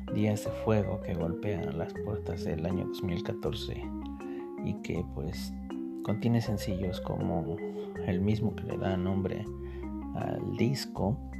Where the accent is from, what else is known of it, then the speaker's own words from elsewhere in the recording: State of Mexico, Mexico; al estado de mi corazón. de donde soy oriundo